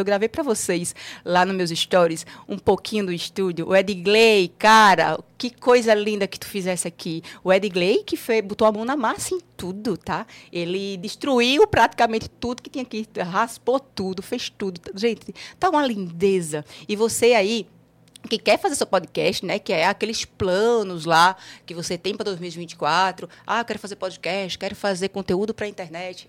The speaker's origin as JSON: {"language": "Portuguese", "region": "Northeast Region", "country": "Brazil", "said": "nós que somos nordestinos"}